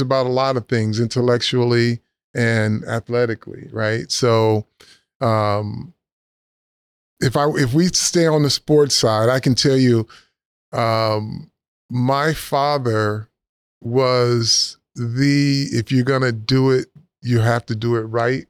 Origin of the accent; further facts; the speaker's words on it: Flint, Michigan, United States; also born or lived in Chicago, Illinois; grew up Flint, Michigan. I was born in Chicago, but raised at from age eight to adulthood um, in Flint, Michigan